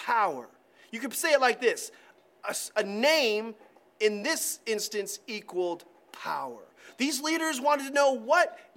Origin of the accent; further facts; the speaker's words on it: Ashland, United States; when I was growing up in this area, Ashland conversationally was referred to as Trashland. That's terrible because it's my town, my hometown